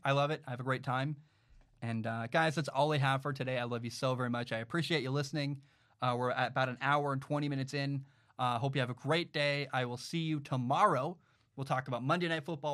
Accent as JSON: {"language": "English", "region": "Washington", "country": "United States", "tie": "born or raised there", "said": "I, I grew up in Washington"}